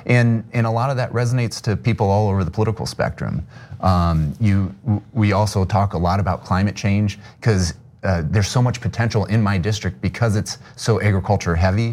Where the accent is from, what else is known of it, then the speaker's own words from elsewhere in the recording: Sioux City, Iowa, United States; I grew up in Sioux City, Iowa, the largest city in the district